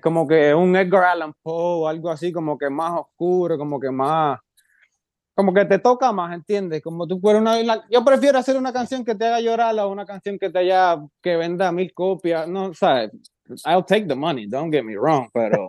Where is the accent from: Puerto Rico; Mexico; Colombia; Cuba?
Puerto Rico; moved away; also born or lived in Jacksonville, Florida; yo fui de Puerto Rico a Jacksonville, Florida